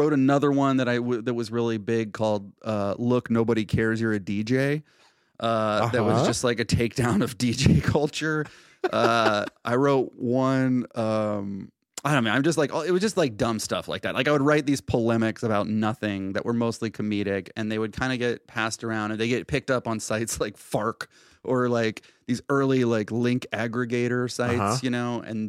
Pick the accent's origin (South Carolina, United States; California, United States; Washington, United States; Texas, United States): California, United States; born there; also born or lived in Idaho / Utah / Alabama / Tennessee; I was born in Southern California and then lived like everywhere, like fucking like Idaho, Utah, Alabama, Tennessee, San Francisco, New York. And so I've just like, I don't think I have like a definable accent of any kind.